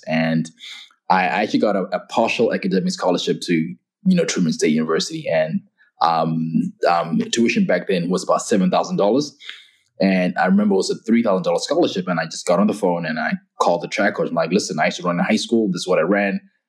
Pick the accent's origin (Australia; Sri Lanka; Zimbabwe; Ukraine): Zimbabwe; moved away as an adult; also born or lived in Kirksville, Missouri / Florida; now in United States; I was born and raised in Zimbabwe. Lived there for 18 years of my life, and I came to the U.S. about 22 years ago on an athletic and academic scholarship.